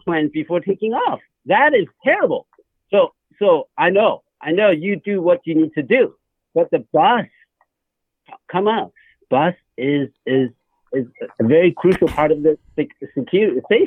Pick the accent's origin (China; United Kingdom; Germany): China; moved away; I was born in China